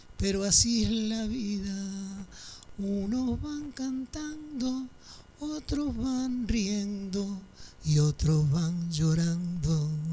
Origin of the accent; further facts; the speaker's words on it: Argentina; yo soy sexta generación de afros argentinos